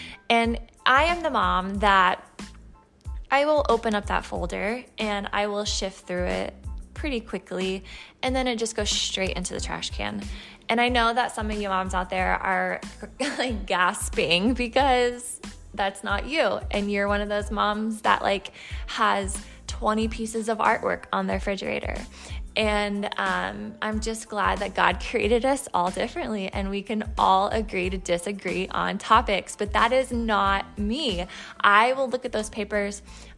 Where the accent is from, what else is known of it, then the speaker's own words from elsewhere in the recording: Indiana, United States; You know, I'm a Midwestern. That's, you know, born and raised in Indiana.